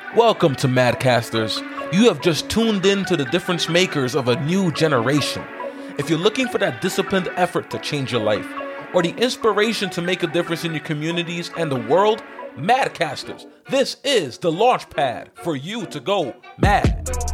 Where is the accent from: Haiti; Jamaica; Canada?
Haiti; I'm from Haiti